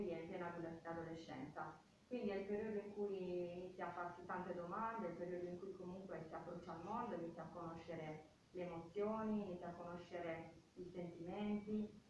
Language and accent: Italian; Porto Torres, Sardinia, Italy; ho 43 anni e sono nata e cresciuta a Porto Torres